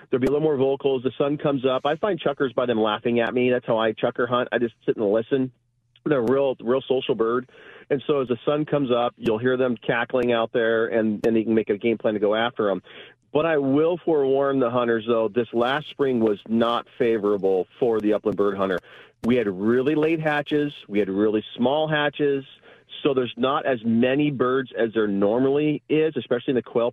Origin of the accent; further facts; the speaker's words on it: Chelan, Washington, United States; this really super cold weather that we have in Chelan, I think it hit 15 degrees yesterday in my hometown